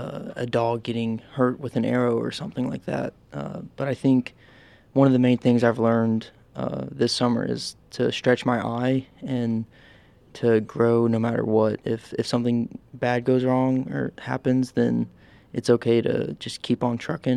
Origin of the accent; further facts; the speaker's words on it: Nashville, Tennessee, United States; moved away as an adult; also born or lived in Bowling Green, Kentucky; I'm from Nashville, Tennessee.